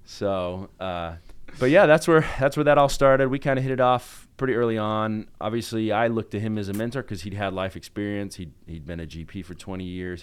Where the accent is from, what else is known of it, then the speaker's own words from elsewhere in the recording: Salt Lake City, Utah, United States; moved away as an adult; also born or lived in Buffalo, New York; I grew up in Salt Lake in Utah